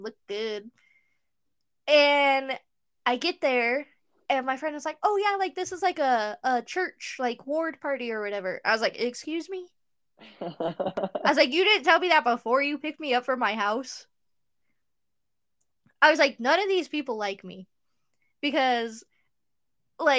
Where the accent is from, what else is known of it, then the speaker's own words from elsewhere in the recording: Utah, United States; growing up in Utah, the majority of my friends growing up were Mormon